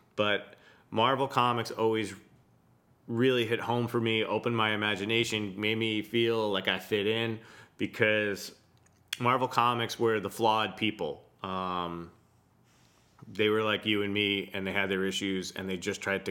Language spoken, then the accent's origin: English; New York, United States; I'm from the New York scene